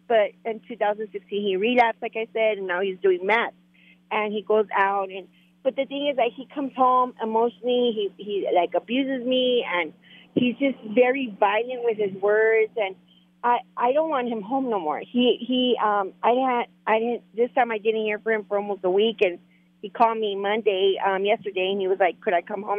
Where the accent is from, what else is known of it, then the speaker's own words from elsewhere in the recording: Mexico; accent: Mexican; moved away; you could tell by my accent I'm Mexican.